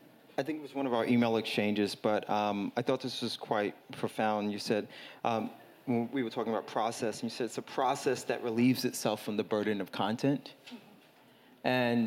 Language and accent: English; New York City, New York, United States; someone who was born and raised in Brooklyn